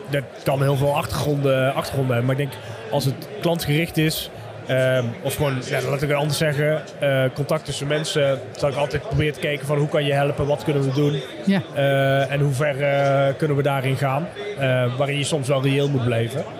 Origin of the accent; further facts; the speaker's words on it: Limburg, Netherlands; moved away; also born or lived in Amsterdam; als Limburger. Al, al, alhoewel ik 13 jaar in Amsterdam gewoond heb.